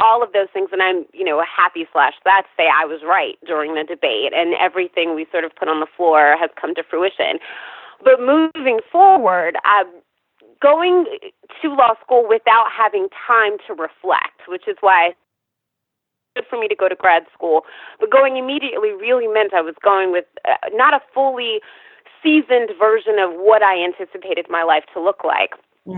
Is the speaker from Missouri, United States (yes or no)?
no; Atlanta, Georgia, United States; also born or lived in Virginia / Tennessee / Texas / California; I grew up in Atlanta by way of several locations, Atlanta to Tennessee, or rather Atlanta to Virginia, to Tennessee, to Texas, to California, to New York.